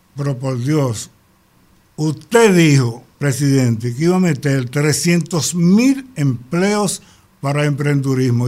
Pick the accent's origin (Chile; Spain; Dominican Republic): Dominican Republic; Bayaguana, Monte Plata; mi pueblo Vallaguana